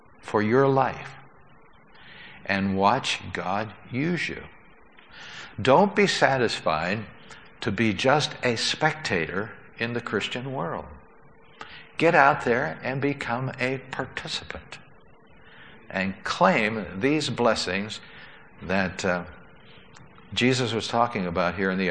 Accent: United States; we were there as American tourists

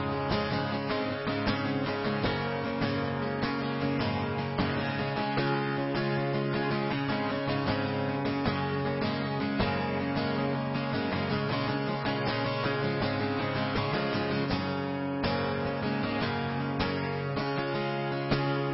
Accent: Illinois, United States; born or raised there; moved away as an adult; now in Pennsylvania, United States

